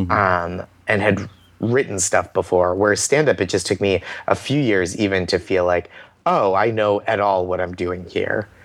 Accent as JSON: {"language": "English", "town": "Boston", "region": "Massachusetts", "country": "United States", "tie": "born or raised there", "said": "growing up in Boston"}